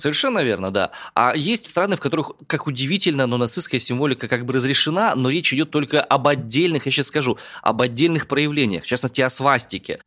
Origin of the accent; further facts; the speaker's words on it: Omsk, Omsk Oblast, Russia; родом из Омска